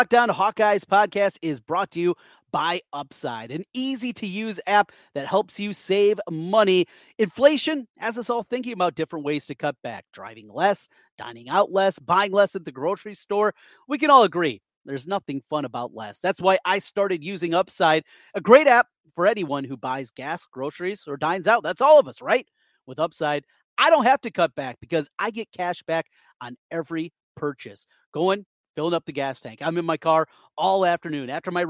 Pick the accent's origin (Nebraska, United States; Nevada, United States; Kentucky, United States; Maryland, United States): Nebraska, United States; I was from Nebraska, so they had Nebraska stuff growing up.